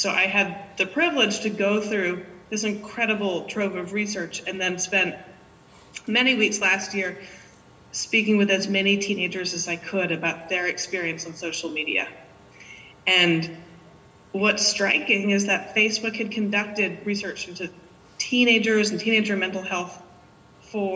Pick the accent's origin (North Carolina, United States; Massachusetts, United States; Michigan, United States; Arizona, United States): Massachusetts, United States; Cambridge; now in San Francisco, United States; I grew up in Cambridge, and I'm a proud graduate of the Cambridge Public Schools